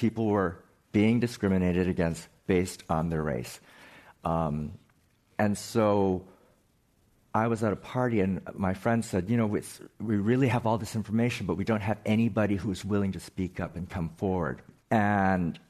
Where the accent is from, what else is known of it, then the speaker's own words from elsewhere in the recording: Hawaii, United States; moved away; also born or lived in Midwest; I was born and raised in the Midwest, but I grew up in Hawaii, and so I grew up in an Asian American culture